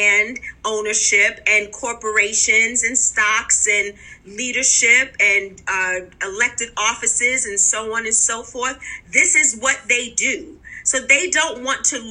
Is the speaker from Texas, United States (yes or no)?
no; New York City, New York, United States; When I was growing up, I grew up in Wagner Projects in Harlem